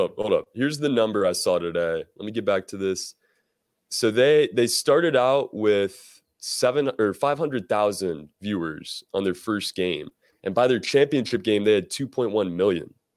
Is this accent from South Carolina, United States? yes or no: yes; Greenville, South Carolina, United States; in my hometown, Greenville, South Carolina